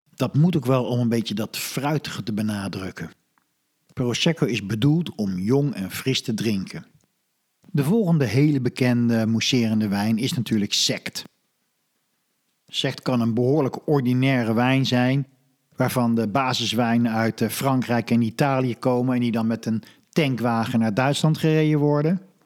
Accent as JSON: {"language": "Dutch", "country": "Netherlands", "said": "als Hollander"}